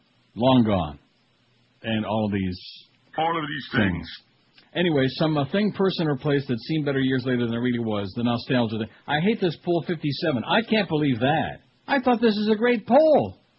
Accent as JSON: {"language": "English", "town": "Rochester", "region": "New York", "country": "United States", "tie": "born or raised there", "moved": "yes", "said": "like Rochester. You know, what's the big deal with Rochester? It's a horseball town. When you live there, when you're a kid growing up there, you think, man, this is a big city"}